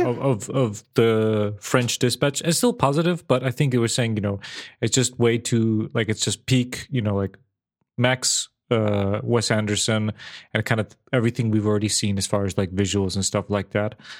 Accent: Serbia; moved away as an adult; I was born and raised in Serbia for eighteen

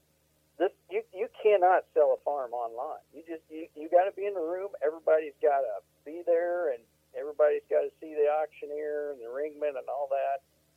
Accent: Missouri, United States; now in Iowa, United States; I'm from Missouri

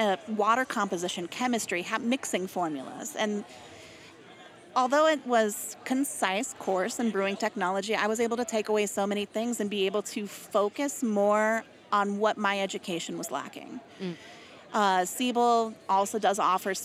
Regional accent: Colorado, United States; I grew up in Colorado

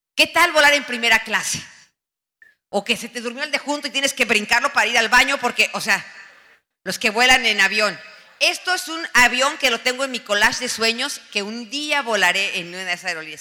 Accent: Mexico; moved away as an adult; also born or lived in United States; En mi país

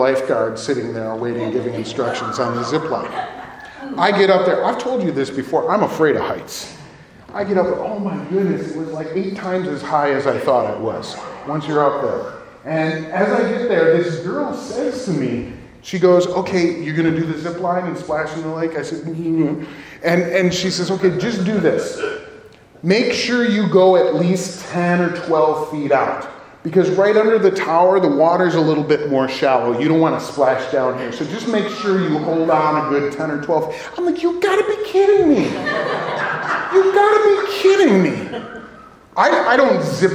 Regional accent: Downers Grove, Illinois, United States; my family, we're from Downers Grove.

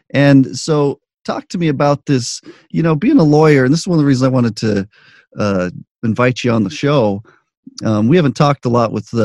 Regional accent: Albuquerque, New Mexico, United States; also born or lived in Omaha; now in Las Vegas, United States; I grew up in Albuquerque

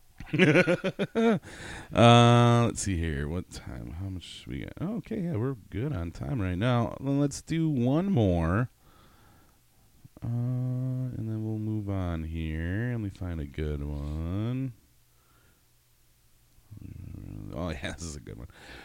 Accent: Wisconsin, United States; I'm from Wisconsin.

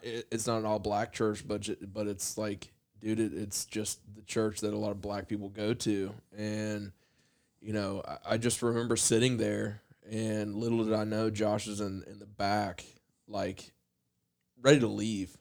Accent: Appalachia, United States; as a white kid growing up in Appalachia

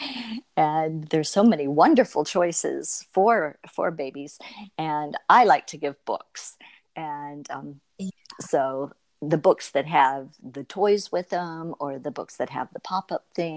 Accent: Florida, United States; moved away as an adult; now in New York, United States; I was a native Floridian. So I've lived my entire life as a Floridian.

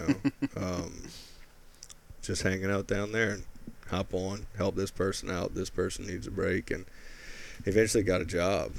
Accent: Thibodaux, Louisiana, United States; We were Thibodaux. Mostly.

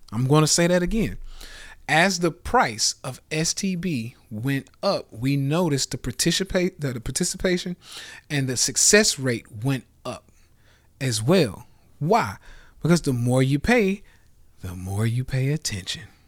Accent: Nashville, Tennessee, United States; I'm from Nashville

